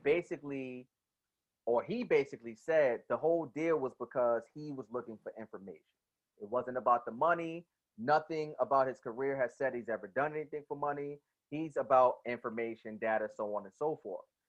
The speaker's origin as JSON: {"language": "English", "region": "New Jersey", "country": "United States", "said": "I'm from Jersey."}